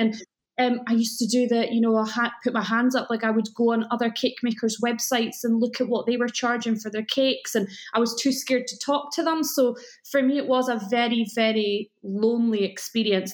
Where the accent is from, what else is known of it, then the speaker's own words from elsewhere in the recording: Scotland, United Kingdom; accent: Scottish; you can probably tell from my accent that I live in Scotland